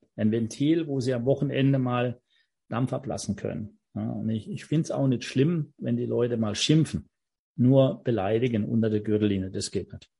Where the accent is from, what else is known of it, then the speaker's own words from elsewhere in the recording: Offenburg, Baden-Württemberg, Germany; ich bin in Offenburg groß geworden, habe im FV Offenburg Fußball gespielt